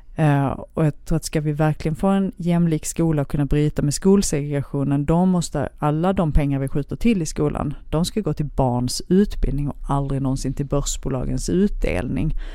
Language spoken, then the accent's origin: Swedish; Helsingborg, Skåne, Sweden; also born or lived in Lund; jag är född i Lund men uppvuxen ah. i Helsingborg